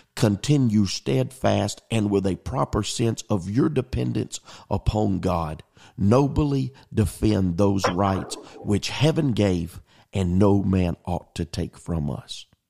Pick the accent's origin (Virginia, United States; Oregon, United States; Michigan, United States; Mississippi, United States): Mississippi, United States; Pascagoula; as a native of the Mississippi Gulf Coast, growing up in Pascagoula, Mississippi